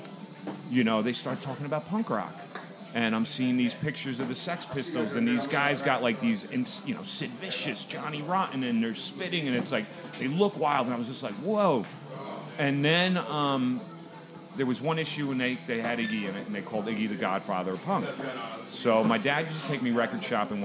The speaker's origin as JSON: {"language": "English", "town": "New York City", "region": "New York", "country": "United States", "tie": "born or raised there", "said": "Born and raised, born and raised in New York. My kids are fourth generation Lower East Side."}